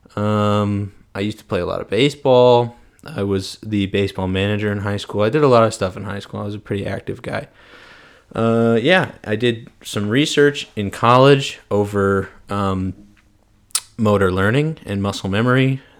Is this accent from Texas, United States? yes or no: no; St. Louis, Missouri, United States; moved away as an adult; also born or lived in Arkansas; I am originally from Saint Louis, Missouri. Shout out three one four. I, uh, I am from Saint Louis. I went to Clayton High School.